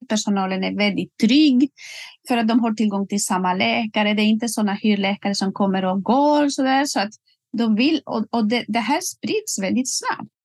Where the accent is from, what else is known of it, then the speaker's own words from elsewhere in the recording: Spain; Swedish is a second language; moved away as an adult; also born or lived in Västerbotten, Sweden; now in Sweden; jag kommer ursprungligen från Spanien och blev ju rekryterad och flyttade till Sverige för mer än 20 år sedan